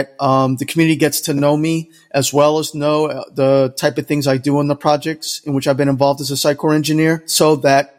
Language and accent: English; New York, United States; now in Jacksonville, United States; I'm originally from New York, what you would call a New Yorker, but I'm also Dominican. I currently live in Jacksonville, Florida